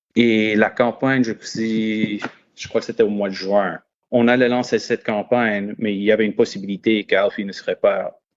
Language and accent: French; London, Ontario, Canada; moved away as an adult; now in Ottawa, Canada; je suis originaire de London, Ontario, dans le sud-ouest de l'Ontario.